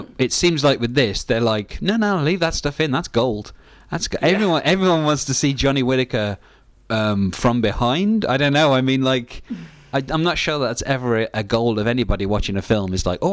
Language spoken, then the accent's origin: English; United Kingdom; Being British